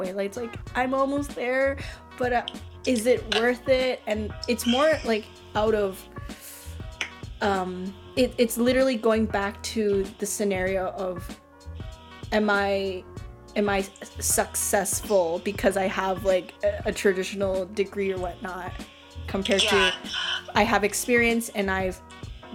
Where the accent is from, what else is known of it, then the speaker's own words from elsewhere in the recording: Canada; I'm a Canadian born Asian